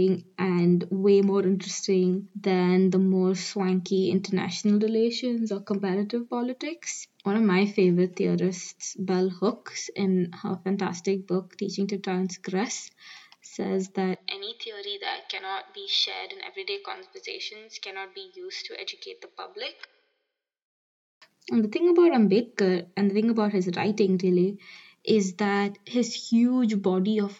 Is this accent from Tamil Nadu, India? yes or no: no; New Delhi, Delhi, India; moved away; I'm from New Delhi.